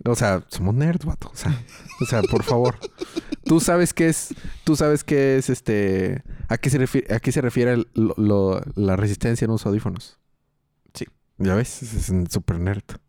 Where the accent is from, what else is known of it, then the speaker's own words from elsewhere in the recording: Mexico; soy mexicano